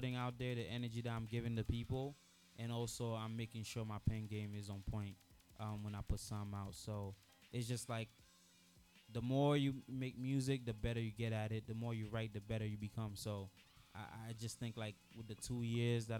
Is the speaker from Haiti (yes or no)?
yes; Haiti; now in United States; I was born in Haiti. I was born in Lil Gan, and then inside Lil Gan, I was born in a small town called Bena. I came to America in April 2007